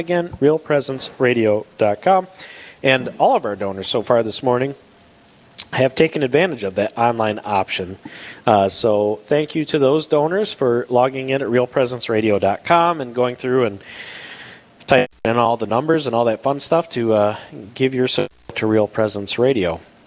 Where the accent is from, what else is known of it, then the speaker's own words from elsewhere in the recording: Detroit, Michigan, United States; moved away as an adult; now in Minnesota, United States; I grew up in the Detroit area